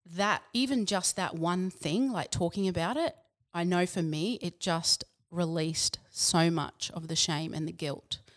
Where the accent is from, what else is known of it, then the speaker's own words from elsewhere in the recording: Yeppoon, Queensland, Australia; also born or lived in Biloela, Queensland / Brisbane, Queensland; grew up there, born there and grew up there until I was about ten, and then we moved to Yapoon, which is near Rockhampton